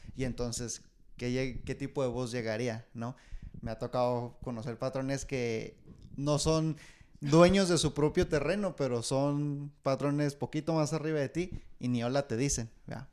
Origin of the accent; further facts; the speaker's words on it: Ciudad Juárez, Chihuahua, Mexico; now in United States; yo soy, de, soy nacido de Juárez, pero por obra del Señor, aquí estoy, en Estados Unidos